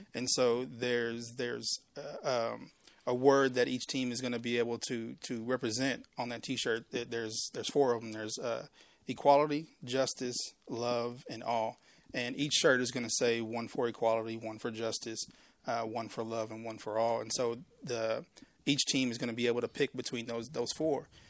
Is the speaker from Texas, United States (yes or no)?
yes; Waco, Texas, United States; I'm born and raised in Waco. I mean, I, I was in Waco Public Schools